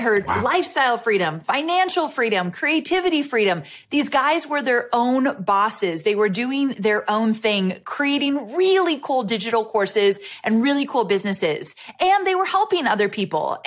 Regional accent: California, United States; moved away as an adult; also born or lived in Santa Barbara; now in Nashville, United States; And I live in Nashville, Tennessee, but I just moved from California where I was born and raised.

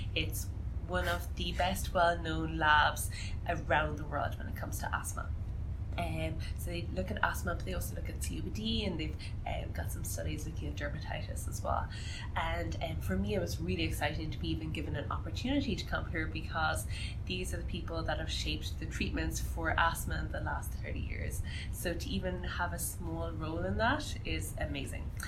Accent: Ireland; moved away as an adult; now in Canada; I'm actually Irish, you can't tell from my accent

